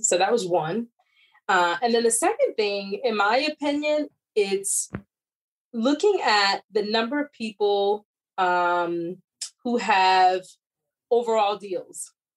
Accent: outside Chicago, Illinois, United States; I grew up uh, in Chicago area, so I'm a Midwest girl. Grew up outside Chicago.

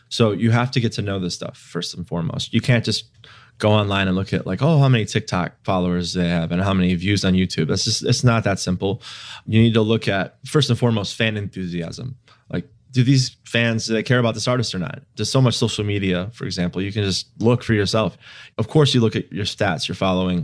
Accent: Chicago, Illinois, United States; also born or lived in Indiana; I was in college in Indiana, but I'm from Chicagoland.

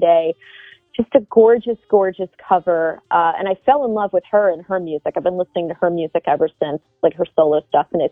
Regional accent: New Jersey, United States; We're both from Jersey

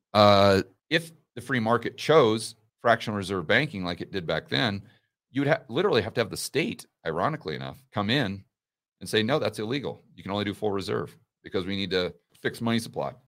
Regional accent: United States; I'm an American

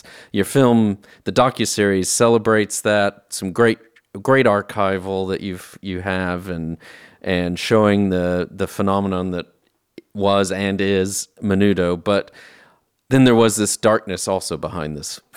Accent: South Texas, United States; I grew up in South Texas, yeah. And as what we would call an Anglo down there

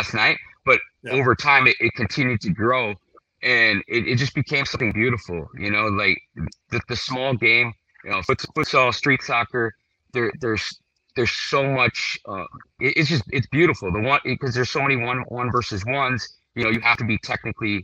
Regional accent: Hawaii, United States; moved away as an adult; I grew up here, born and raised

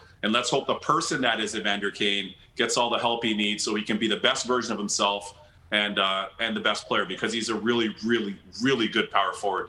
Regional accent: Toronto, Ontario, Canada; I was raised in Scarborough

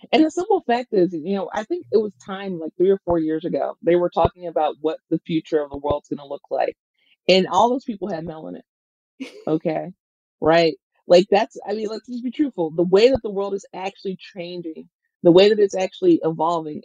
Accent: Mississippi, United States; moved away; I'm from Mississippi

